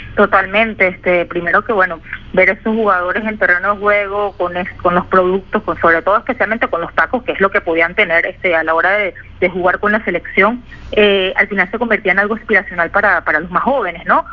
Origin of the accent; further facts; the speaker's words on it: Caracas, Capital District, Venezuela; moved away; como toda caraqueña y, pues venezolana